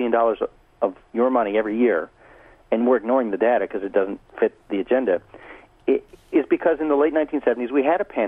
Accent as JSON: {"language": "English", "region": "Virginia", "country": "United States", "said": "I'm from Virginia, where we call that the War of the Northern Aggression"}